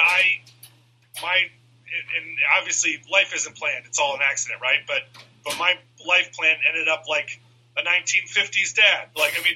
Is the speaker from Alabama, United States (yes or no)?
no; Iowa, United States; moved away; also born or lived in Chicago; my high school friends, who I grew up with in Iowa